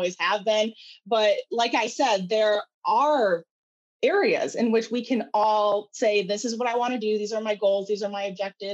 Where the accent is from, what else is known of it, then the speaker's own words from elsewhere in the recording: Grand Haven, Michigan, United States; also born or lived in Chicago; I grew up in Grand Haven, went to Grand Haven High School.